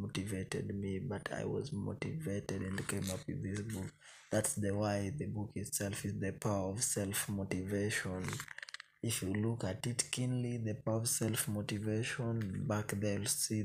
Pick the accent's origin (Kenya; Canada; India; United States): Kenya; I'm a Kenyan citizen by birth